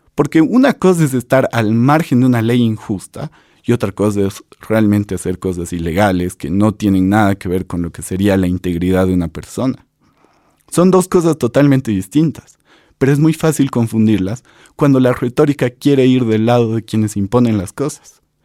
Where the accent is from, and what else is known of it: Bolivia